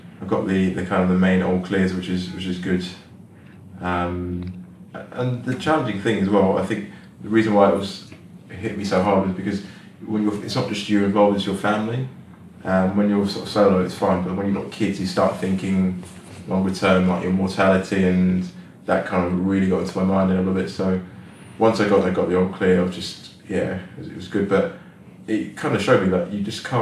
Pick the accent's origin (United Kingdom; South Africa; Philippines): United Kingdom; London; I'm from London